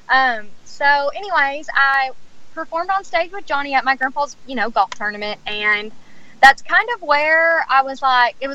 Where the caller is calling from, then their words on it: Texas, United States; Yes, I'm I'm, I'm actually calling in from Texas.